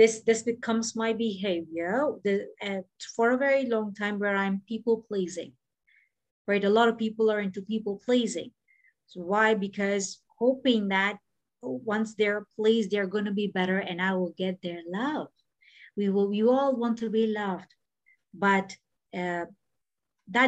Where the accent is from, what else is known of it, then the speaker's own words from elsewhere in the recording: Bahrain; moved away; also born or lived in Mumbai, India; even when I was growing up in Bahrain and when I was in Mumbai